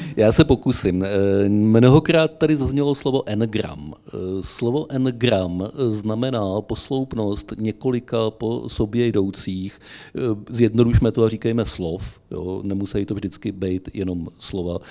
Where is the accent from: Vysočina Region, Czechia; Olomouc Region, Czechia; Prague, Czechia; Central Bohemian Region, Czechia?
Vysočina Region, Czechia; u nás na Vysočině